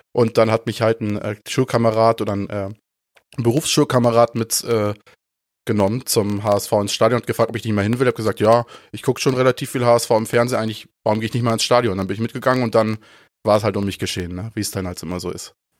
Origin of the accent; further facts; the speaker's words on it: Ostholstein, Schleswig-Holstein, Germany; Ich komme ja aus Ostholstein, ist jetzt auch nicht so super weit weg von, von Hamburg.